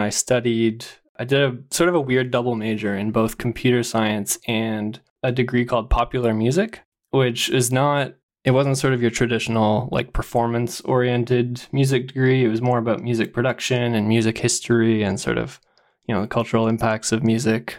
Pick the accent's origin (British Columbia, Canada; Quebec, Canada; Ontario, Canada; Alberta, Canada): Ontario, Canada; Ottawa; also born or lived in London, Ontario / Toronto; I grew up in Ottawa